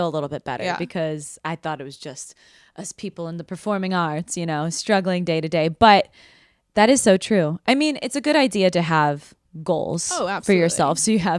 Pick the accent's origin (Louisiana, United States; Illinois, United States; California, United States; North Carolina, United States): Illinois, United States; Chicago; moved away as an adult; now in New York City, United States; I'm from Chicago. I moved here, like I said, in 2021 to pursue my dreams of being a dancer in New York City.